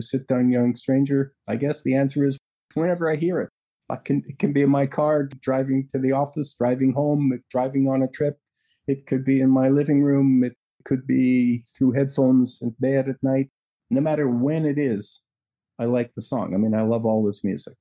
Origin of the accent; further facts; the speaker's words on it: Canada; We are a lovely country with our own problems like any other country